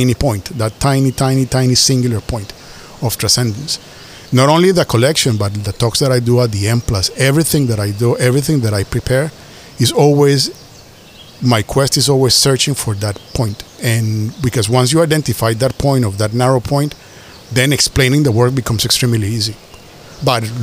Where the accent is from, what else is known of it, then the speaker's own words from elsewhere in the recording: Colombia; moved away; also born or lived in Asia; I was born in Colombia in 1975, and when I was born, it was the beginning of the drug war.